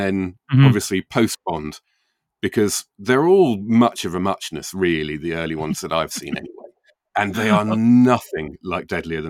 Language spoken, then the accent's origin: English; England, United Kingdom; Oh, God, of course, yes. Yeah, I'm English.